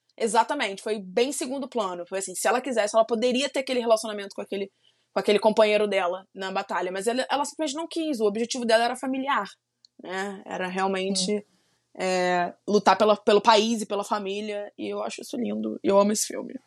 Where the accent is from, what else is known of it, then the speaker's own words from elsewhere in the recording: Brazil; Apesar de eu não ser dos Estados Unidos, eu sou brasileira